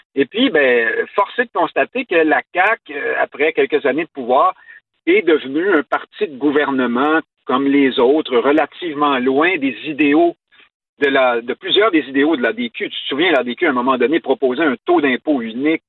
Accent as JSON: {"language": "French", "region": "Quebec", "country": "Canada"}